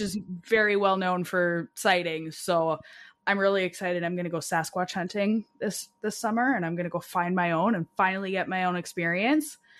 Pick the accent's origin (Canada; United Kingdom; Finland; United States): Canada; Alberta; moved away; I'm from Alberta originally